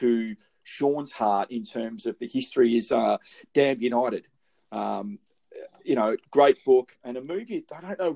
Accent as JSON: {"language": "English", "region": "Victoria", "country": "Australia", "moved": "yes", "said": "I was coming from Victoria originally"}